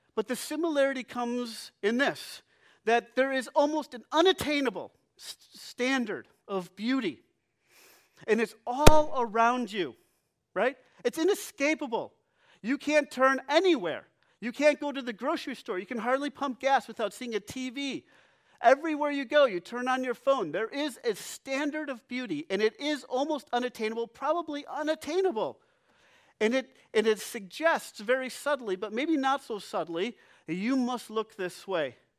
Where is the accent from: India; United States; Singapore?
United States; we value beauty as American culture